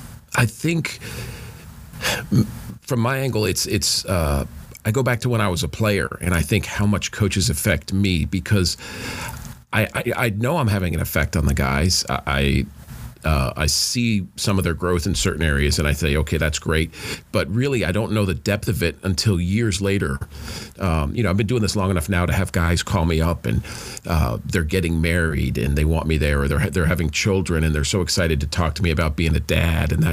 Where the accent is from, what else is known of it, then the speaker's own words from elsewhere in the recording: New York, United States; moved away; I grew up in New York